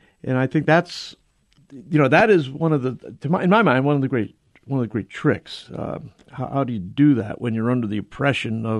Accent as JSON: {"language": "English", "area": "near New Haven", "region": "Connecticut", "country": "United States", "tie": "born or raised there", "said": "I grew up in Mamaguin in near New Haven in Connecticut"}